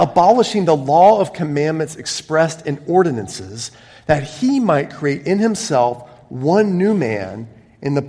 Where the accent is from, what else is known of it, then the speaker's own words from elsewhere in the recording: United States; moved away; From my home country